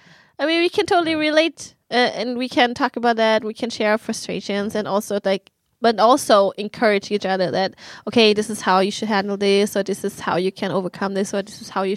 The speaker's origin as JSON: {"language": "English", "country": "Germany", "second_language": "English", "moved": "yes", "lives_now": "Sweden", "said": "Oh, I come from Germany."}